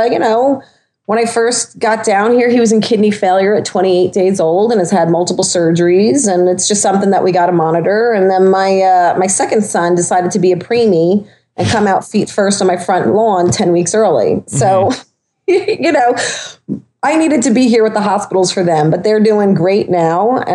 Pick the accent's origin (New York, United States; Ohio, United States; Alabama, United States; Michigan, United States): New York, United States; Long Island; I'm from Long Island. I'm from an island where there's salt water all over the place